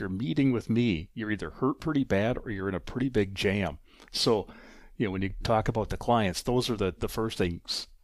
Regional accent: River Falls, Wisconsin, United States; moved away as an adult; also born or lived in Durand, Wisconsin; now in Eau Claire, United States; I'm originally from River Falls, Wisconsin, graduate of that high school

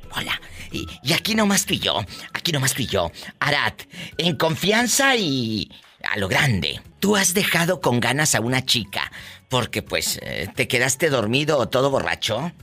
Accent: Matamoros, Tamaulipas, Mexico; yo soy de Matamoros

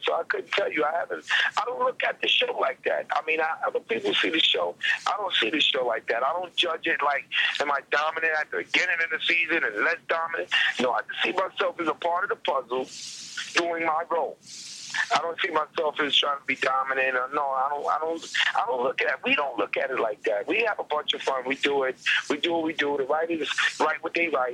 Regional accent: New York City, New York, United States; I grew up in Brooklyn

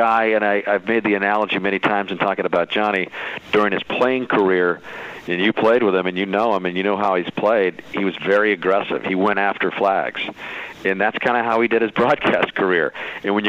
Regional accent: Tucson, Arizona, United States; I played in basketball leagues around town where I grew up in Tucson, Arizona

